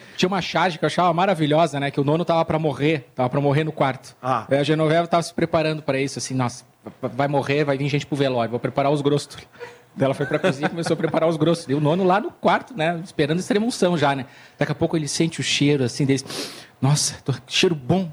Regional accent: Porto Alegre, Rio Grande do Sul, Brazil; Sou de Porto Alegre

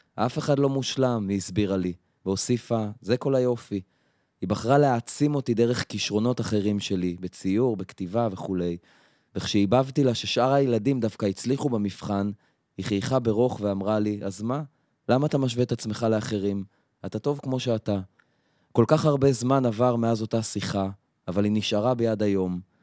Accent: Afula, Northern District, Israel; now in Tel Aviv, Israel; הילדות שלי בעפולה

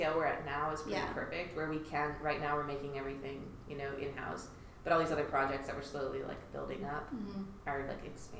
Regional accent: Brentwood, Tennessee, United States; I grew up in Brentwood.

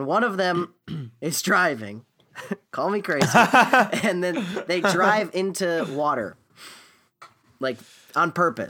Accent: Naples, Florida, United States; I'm from Naples, Florida, where they filmed Gone Fishing, and a stunt boat flew through the air and killed somebody.

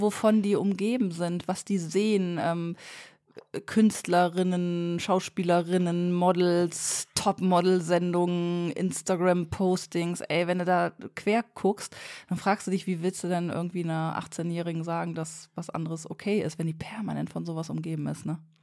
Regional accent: Bremen, Germany; bei uns in Bremen

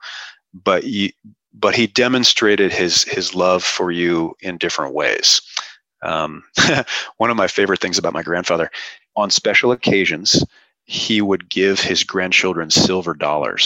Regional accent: Seattle, Washington, United States; I grew up in Seattle, so not super cold winters

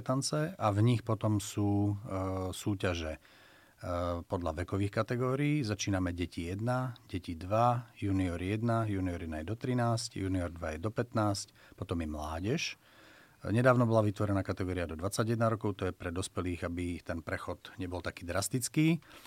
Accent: Slovakia; first language Slovak

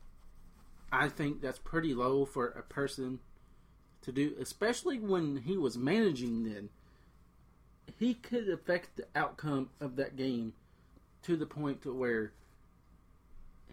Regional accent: Cincinnati, Ohio, United States; we're both from the Cincinnati area

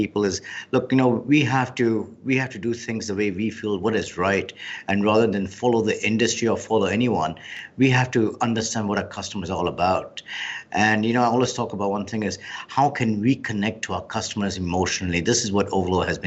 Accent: Hong Kong; I was born and brought up in Hong Kong. So I lived my life in Hong Kong.

